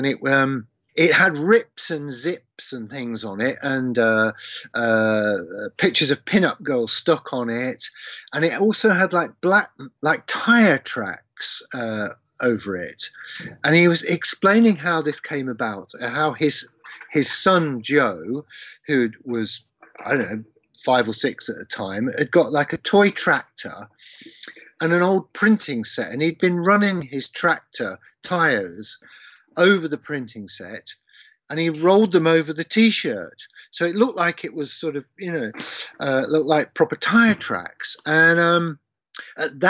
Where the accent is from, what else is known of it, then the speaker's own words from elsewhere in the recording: Leicester, East Midlands, United Kingdom; my hometown of Leicester